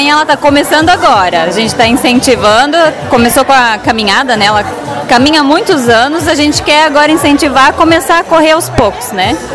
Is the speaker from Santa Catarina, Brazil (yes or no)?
yes; Guaramirim, Santa Catarina, Brazil; É, eu sou de Guaramirim, né? Ela, eu sou de Guaramirim, exatamente.